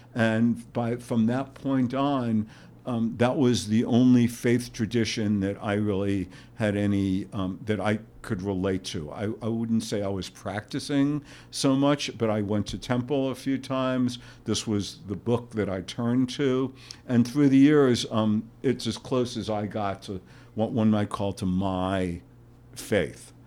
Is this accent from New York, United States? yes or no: yes; New York, United States; moved away as an adult; also born or lived in Santa Barbara, California; We are both from New York